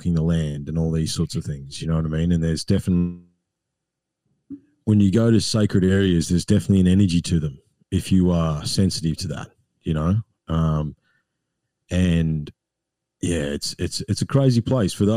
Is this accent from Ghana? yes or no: no; Australia; my role as an Australian